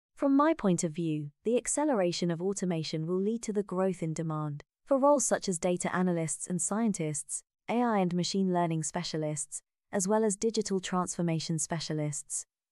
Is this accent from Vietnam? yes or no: yes; Vietnam; moved away; coming back to Vietnam to visit my hometown.